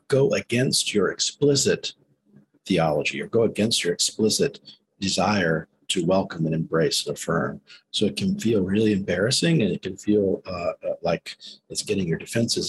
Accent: South Carolina, United States; growing up in South Carolina

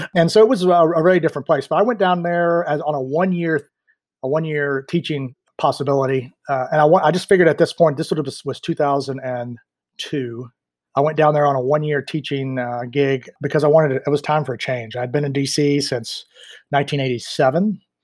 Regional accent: Mills River, North Carolina, United States; also born or lived in Washington, D.C. / Maryland; I grew up here in Mills River, Asheville area.

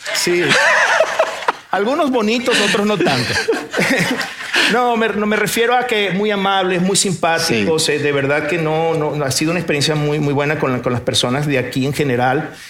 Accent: Venezuela; moved away as an adult; also born or lived in Portugal; now in Monterrey, Mexico; nací en Portugal, me me crié en Venezuela, pero ahora soy mexicano de corazón

